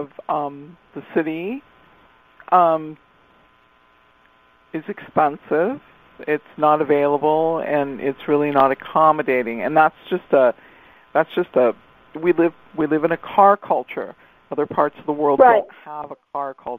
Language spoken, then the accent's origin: English; Redondo Beach, California, United States; I was raised in Science of Mind with the Rishlu family in Redondo Beach, California.